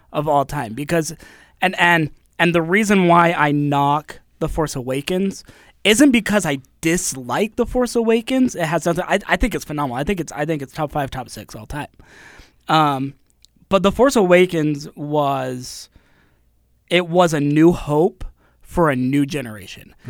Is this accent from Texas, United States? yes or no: no; Utah, United States; I grew up in Utah, grew up in the L D S Church